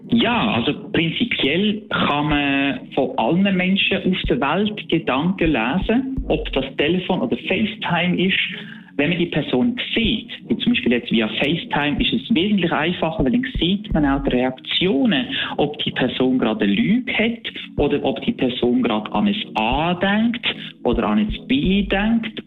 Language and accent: German; Basel, Basel-Stadt, Switzerland; Ich bin aus Basel